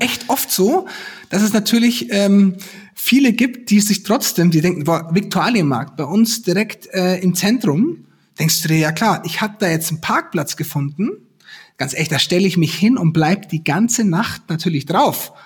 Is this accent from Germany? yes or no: yes; Garmisch-Partenkirchen district, Bavaria, Germany; now in Munich, Germany; ich komme ja aus dem Landkreis Garmisch-Partenkirchen